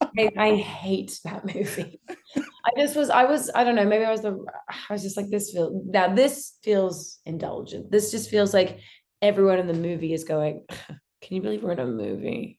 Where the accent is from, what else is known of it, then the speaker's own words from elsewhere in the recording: Australia; I grew up in Australia in a pretty normal family